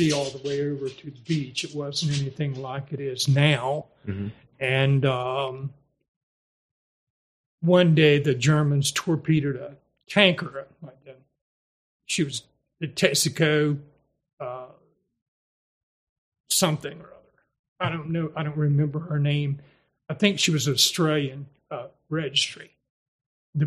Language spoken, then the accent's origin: English; Hatteras, North Carolina, United States; I was born in Hatteras Village